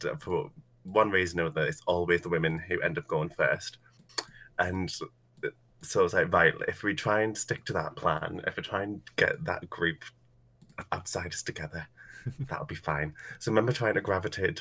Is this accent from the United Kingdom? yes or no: yes; United Kingdom; I'm British, I work as a drag queen